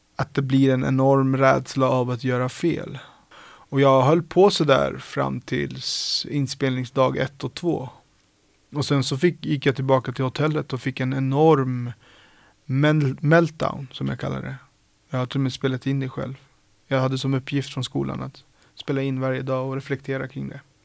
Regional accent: Sollentuna, Stockholm County, Sweden; är uppvuxen på Sollentuna, eh, norr om Stockholm

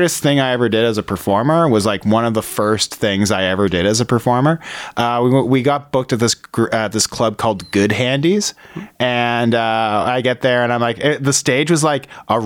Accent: Whitby, Ontario, Canada; I grew up in Whitby

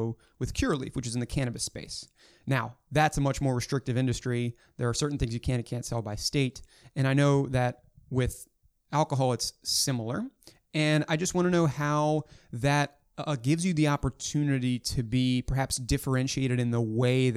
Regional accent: Maryland, United States; my home state of Maryland

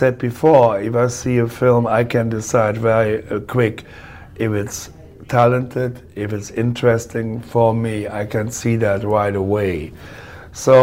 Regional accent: Cologne, North Rhine-Westphalia, Germany; English is a second language; moved away; I grew up in a horrible time in Germany, because there was nothing

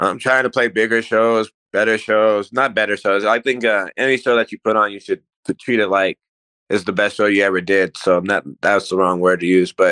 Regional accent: Aurora, Colorado, United States; I was raised in Aurora

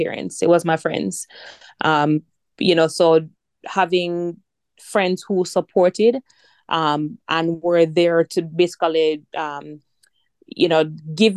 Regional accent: Jamaica; I'm Jamaican

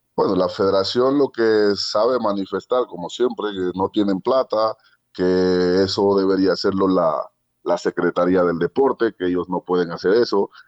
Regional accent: Ecuador; yo soy atleta ecuatoriano

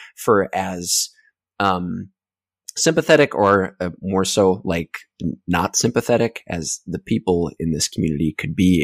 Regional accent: Twin Cities suburb, Minnesota, United States; moved away; back in my hometown

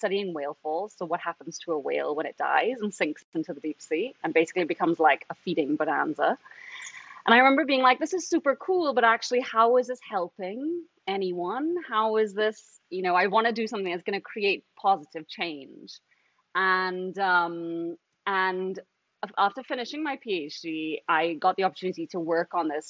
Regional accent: Trinidad & Tobago; I'm from Trinidad and Tobago, which is actually where I am right now

